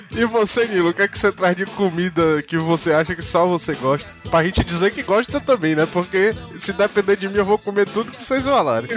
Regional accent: Northeast Region, Brazil; eu sou muito nordestino

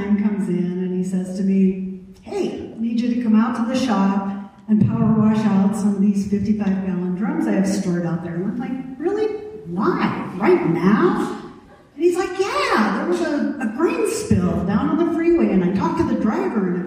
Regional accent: Missoula, Montana, United States; also born or lived in Virginia / Alberton, Montana; I moved from Virginia to Missoula when I was 5

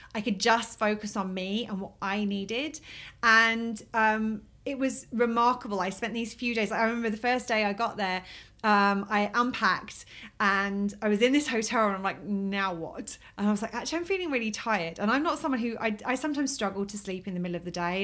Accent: England, United Kingdom; moved away as an adult; now in Key West, United States; I'm from England

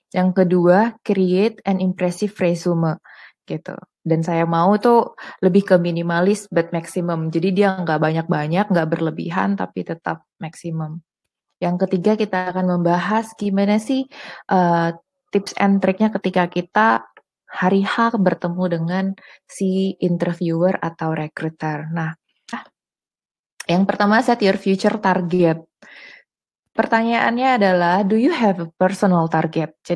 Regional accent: Medan, North Sumatra, Indonesia; dan aku Batak dari Medan asalnya

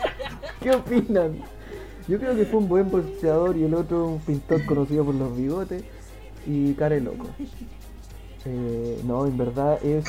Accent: Maipú, Santiago Metropolitan Region, Chile; somos de Maipú

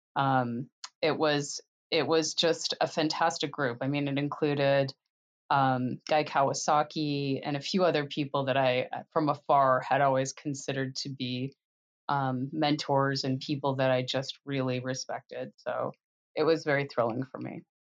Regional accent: Canada; moved away as an adult; now in United States; I grew up in Canada

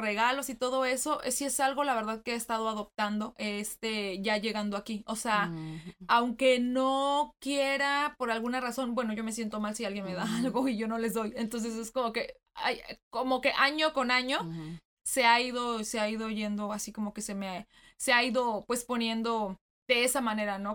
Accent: Mexico; moved away as an adult; now in United States; nosotros que venimos de México, ya tenemos, este, más de diez años

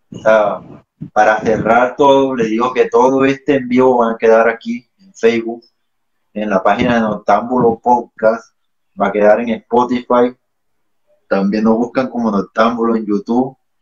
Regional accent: Barranco de Loba, Bolívar, Colombia; moved away; de mi pueblo que es Barranco

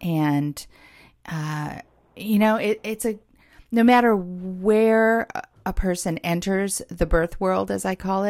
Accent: Los Angeles, California, United States; moved away as an adult; now in Portland, United States; my hometown. I lived in Hollywood

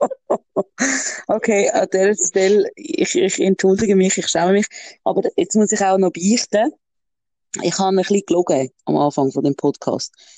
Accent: Switzerland; bei uns in der Schweiz, äh, jetzt im Appenzell

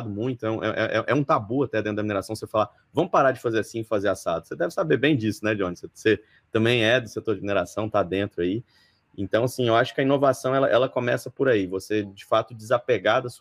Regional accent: Palmas, Tocantins, Brazil; now in São Paulo, Brazil; eu sou de Tocantins, né? Conforme eu mencionei, eu sou de Palmas Tocantins, me formei lá.

